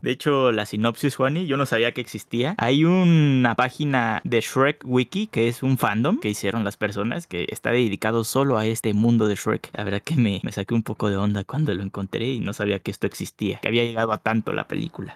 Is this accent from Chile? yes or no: no; Mexico; los que somos aquí de México